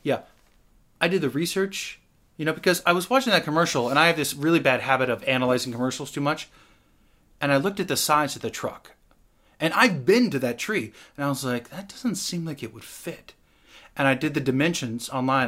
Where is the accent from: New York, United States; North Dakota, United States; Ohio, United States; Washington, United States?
Washington, United States; moved away; also born or lived in Los Angeles; I'm from Washington.